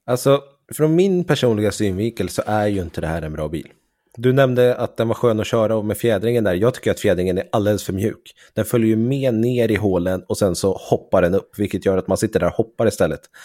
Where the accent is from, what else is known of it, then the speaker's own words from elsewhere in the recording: Sweden; vi svenskar